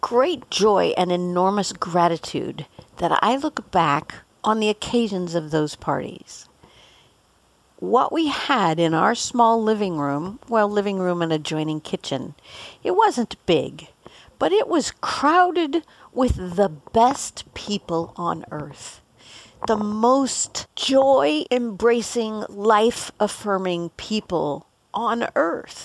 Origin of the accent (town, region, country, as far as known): Boulder, Colorado, United States; born or raised there